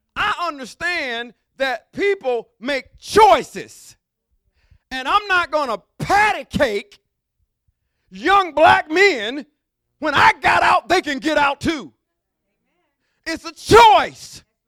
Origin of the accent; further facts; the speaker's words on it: Mobile, Alabama, United States; I'm from deep down south. I'm from Mobile, Alabama